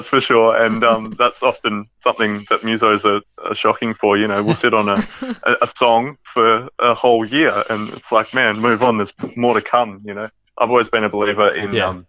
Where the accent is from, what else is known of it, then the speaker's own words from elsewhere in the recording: the West, Western Australia, Australia; We're from the West